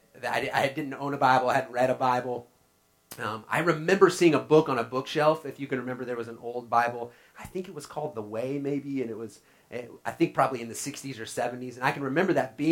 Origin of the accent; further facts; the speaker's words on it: Oklahoma, United States; growing up in Oklahoma, we fished a lot.